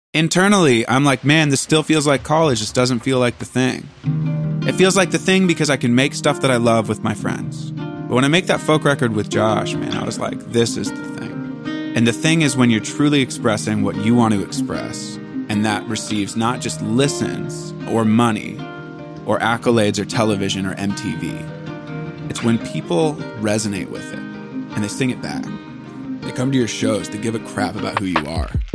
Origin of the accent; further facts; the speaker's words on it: Port Angeles, Washington, United States; moved away; I'm from a very small town, twenty thousand people. We're three hours from Seattle. We're in a national park